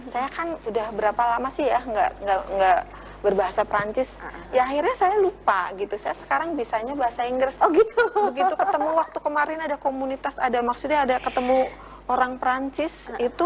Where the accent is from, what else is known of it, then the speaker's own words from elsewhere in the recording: Java, Indonesia; first language Javanese; Indonesian is a second language; Saya kan orang Jawa nih. Mm -hmm begitu masuk sini itu ya bahasa Jawa saya banyak yang hilang karena oh. sudah lama nih di sini.